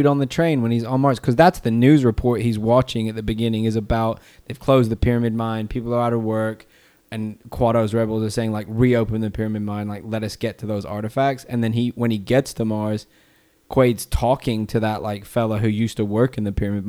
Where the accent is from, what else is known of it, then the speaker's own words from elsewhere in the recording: England, United Kingdom; I'm from England. I'm allowed to make stuff.